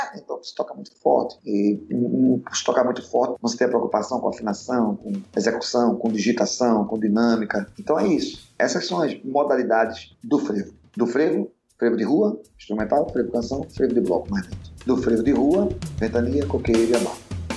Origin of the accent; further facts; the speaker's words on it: Northeast Brazil, Brazil; eu sou nordestino